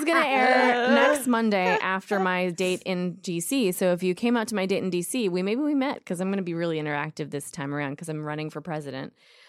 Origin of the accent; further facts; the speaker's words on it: Minnesota, United States; Because that is a thing where I'm from, which is Minnesota.